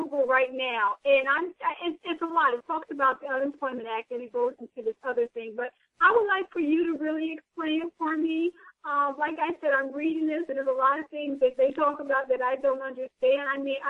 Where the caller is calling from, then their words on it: New Jersey, United States; Hi. Yes, I'm calling from New Jersey.